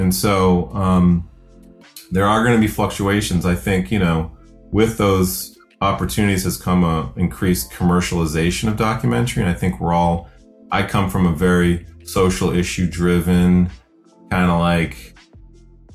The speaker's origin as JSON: {"language": "English", "town": "Akron", "region": "Ohio", "country": "United States", "tie": "born or raised there", "said": "I was adopted at the age of about 4 months by a Black family in Ohio. I was born in Akron"}